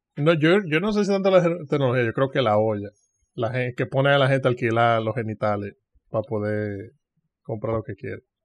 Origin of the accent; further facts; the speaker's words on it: Dominican Republic; yo, como dominicano